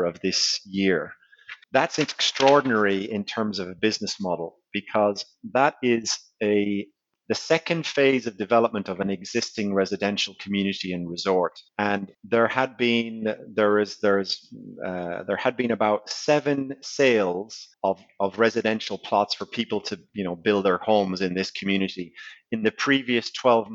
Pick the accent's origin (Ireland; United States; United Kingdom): Ireland; I am Irish